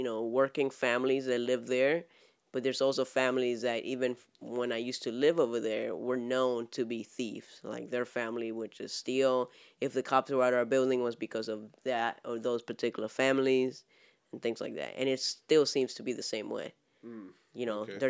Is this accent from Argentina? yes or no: yes; Argentina; moved away; the building I grew up in Argentina